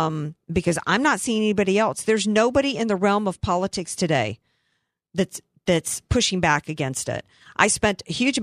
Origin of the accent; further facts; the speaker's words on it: Camp Lejeune, North Carolina, United States; born there; I was born in Camp Lejeune. I lived on military installations as a kid.